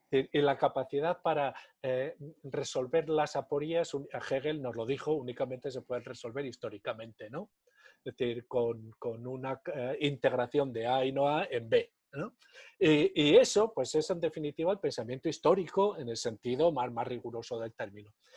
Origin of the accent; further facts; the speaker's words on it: Navarre, Spain; yo soy navarro